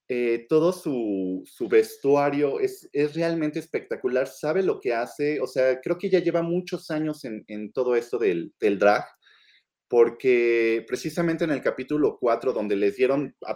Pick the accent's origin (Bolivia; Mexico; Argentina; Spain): Mexico; siendo mexicano